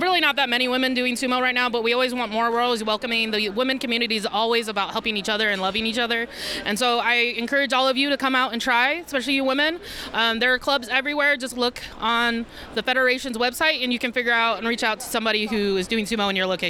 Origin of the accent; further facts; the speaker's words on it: California, United States; I'm from California